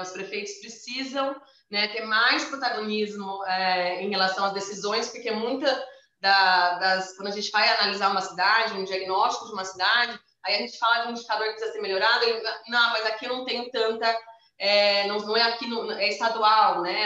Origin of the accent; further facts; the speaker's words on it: Campinas, São Paulo, Brazil; eu moro, a gente, né, nós somos de Campinas aqui